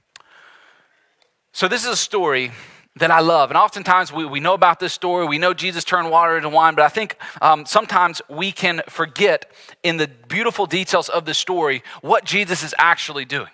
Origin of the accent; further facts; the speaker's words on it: the South, United States; we grew up in the South, Southerners here